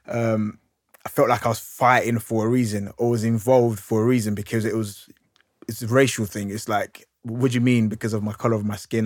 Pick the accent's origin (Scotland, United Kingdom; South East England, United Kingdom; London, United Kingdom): London, United Kingdom; I grew up in, I grew up in Hackney